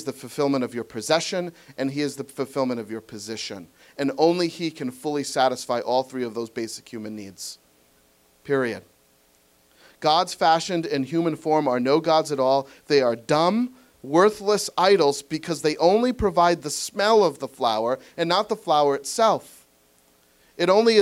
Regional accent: New England, United States; I'm from New England.

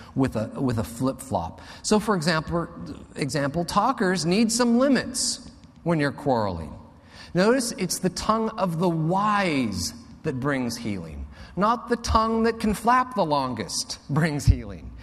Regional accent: United States; I'm an American

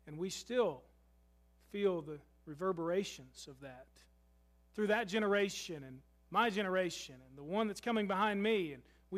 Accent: United States; I'm just as American as you are

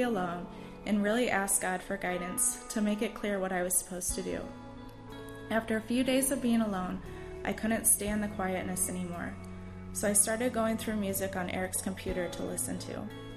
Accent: Warsaw, Indiana, United States; moved away as an adult; now in Maryland, United States; I left my hometown, Warsaw, Indiana

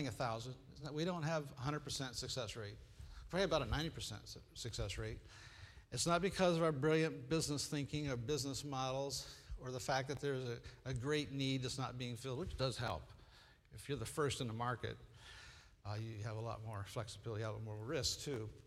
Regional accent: Midwest, United States; I grew up in the Midwest.

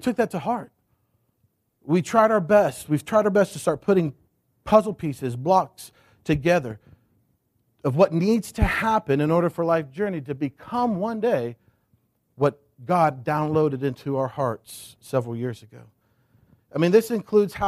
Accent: United States; now in Crozet, United States; I grew up thinking in America, we do church here in the States

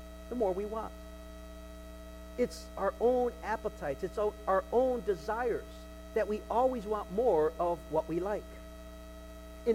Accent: United States; We're American. We're American

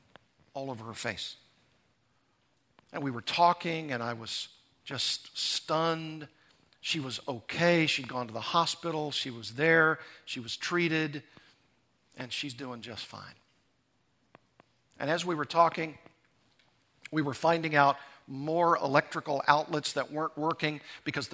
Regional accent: Arkansas, United States; now in California, United States; I went from Missouri to Arkansas, my home state

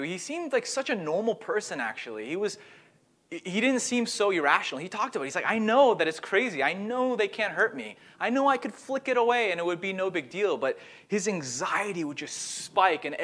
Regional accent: Massachusetts, United States; I grew up here in Massachusetts

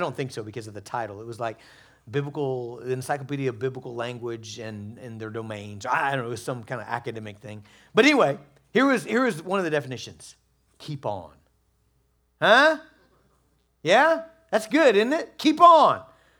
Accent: Kansas, United States; I'm from Western Kansas, so what do I have experience with? Tumbleweeds.

